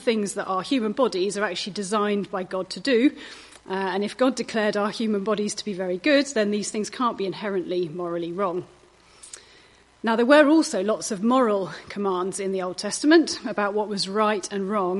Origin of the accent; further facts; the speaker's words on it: United Kingdom; we're British